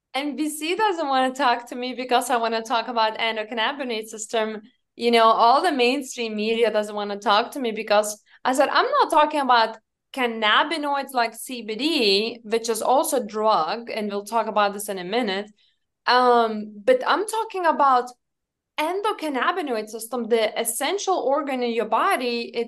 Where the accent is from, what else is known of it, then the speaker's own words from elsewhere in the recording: Lithuania; English is a second language; now in United States; I told them I'm from Lithuania, and they assumed I live in Lithuania.